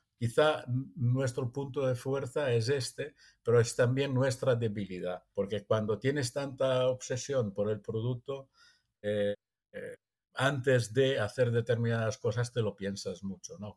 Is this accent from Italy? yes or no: yes; Italy; now in Empuriabrava, Spain; soy italiano